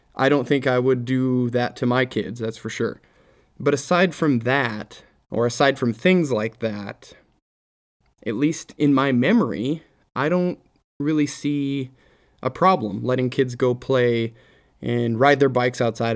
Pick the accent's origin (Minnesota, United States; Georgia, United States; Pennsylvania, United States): Minnesota, United States; I grew up in Minnesota.